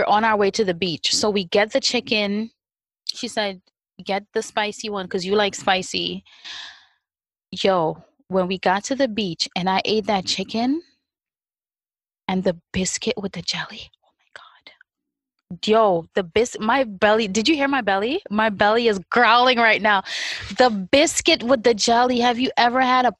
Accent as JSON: {"language": "English", "town": "New York City", "region": "New York", "country": "United States", "tie": "born or raised there", "said": "I grew up in Brooklyn where it was McDonald's, Burger King, Wendy's"}